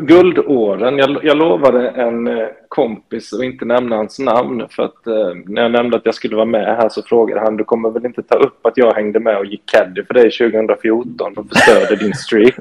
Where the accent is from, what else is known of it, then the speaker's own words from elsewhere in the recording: Småland, Sweden; jag är född och uppvuxen i Småland egentligen